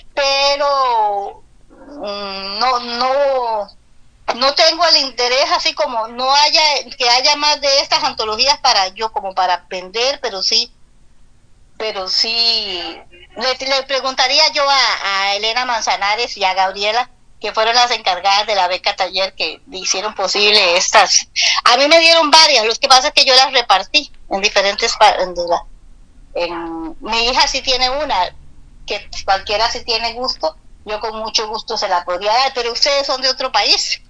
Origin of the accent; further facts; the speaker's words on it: Esparza, Puntarenas, Costa Rica; Soy de Esparza, nací en Esparza, Puntarenas, país de Costa Rica